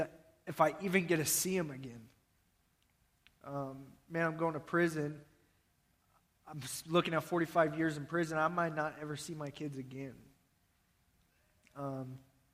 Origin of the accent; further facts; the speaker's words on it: Nebraska, United States; I'm from Nebraska, Iowa